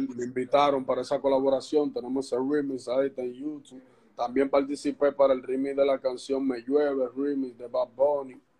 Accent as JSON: {"language": "Spanish", "town": "Santo Domingo Este", "region": "Distrito Nacional", "country": "Dominican Republic"}